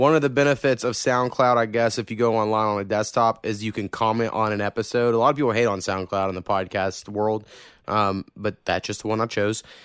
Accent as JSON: {"language": "English", "region": "Oklahoma", "country": "United States", "accent": "southern hint, country", "said": "I think I have a little bit of a southern hint."}